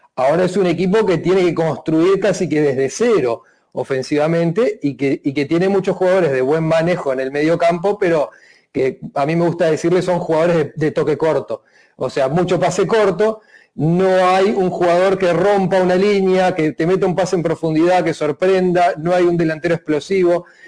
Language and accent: Spanish; Uruguay; como uruguayo te lo tengo que preguntar